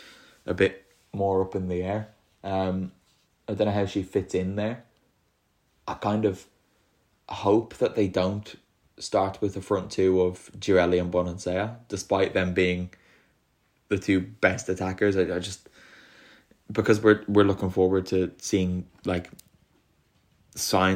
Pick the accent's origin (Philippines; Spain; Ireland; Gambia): Ireland; moved away as an adult; now in Italy; it's my home country and the country that I now live in.